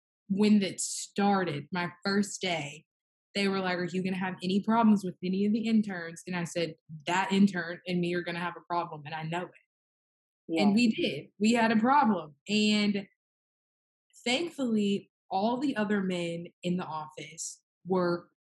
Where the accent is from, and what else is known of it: Mississippi, United States